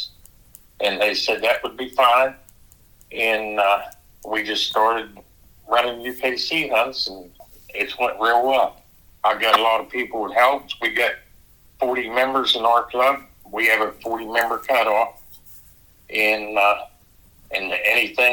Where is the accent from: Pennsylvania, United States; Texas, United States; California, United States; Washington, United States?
Pennsylvania, United States; Waynesburg; I'm from Waynesburg, Pennsylvania.